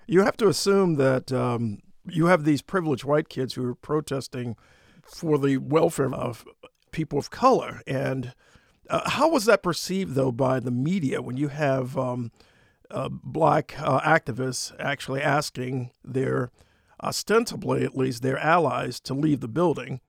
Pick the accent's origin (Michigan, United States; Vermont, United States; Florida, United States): Michigan, United States; Detroit; I was barely a teenager back then, growing up in the heart of Detroit